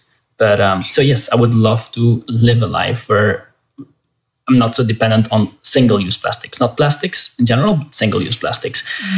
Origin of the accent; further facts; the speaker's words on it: Belgium; moved away as an adult; now in Kamikatsu, Japan; So I come from Belgium, which is a very sugar-dependent country.